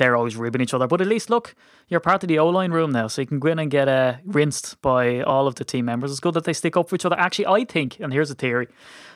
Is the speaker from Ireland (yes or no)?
yes; Ireland; I'm Irish